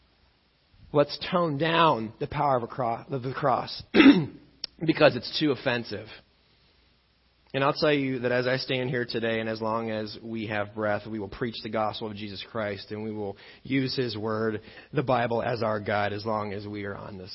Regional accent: Illinois, United States; I grew up in Illinois

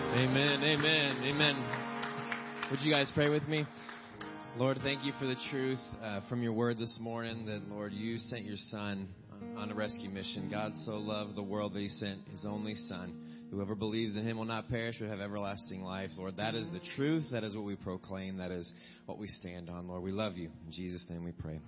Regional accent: West Virginia, United States; moved away; I'm from West Virginia

